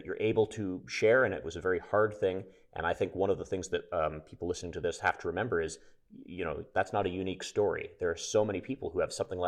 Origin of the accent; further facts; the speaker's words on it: Canada; I'm Canadian